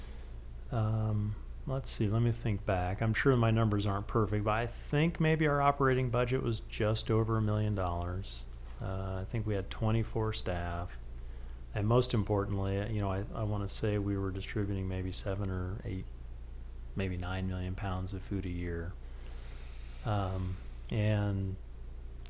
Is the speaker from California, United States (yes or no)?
no; Missouri, United States; moved away as an adult; now in Spokane, United States; I grew up in Missouri